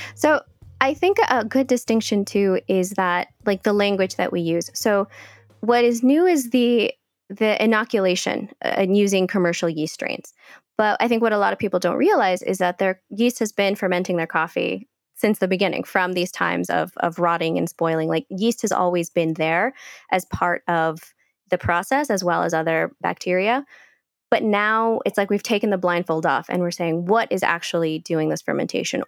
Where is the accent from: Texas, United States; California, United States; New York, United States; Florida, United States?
California, United States; Bay Area; moved away as an adult; also born or lived in Guatemala / Cleveland, United States; now in Colombia; I was born in Guatemala. And when I was five years old, my family had to leave and we immigrated to, to California. And so I grew up as a California girl